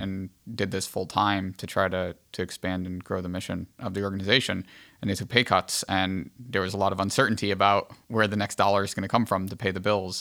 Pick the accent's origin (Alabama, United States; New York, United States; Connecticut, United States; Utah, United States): Connecticut, United States; Archdiocese of Hartford; moved away; also born or lived in Diocese of Bridgeport; I come from the Archdiocese of Hartford originally.